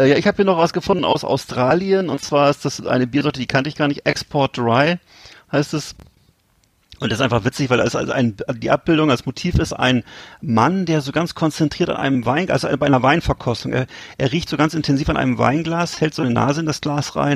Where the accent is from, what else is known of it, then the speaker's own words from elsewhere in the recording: Bremen, Germany; Fand ich irgendwie als Bremer trotzdem cool.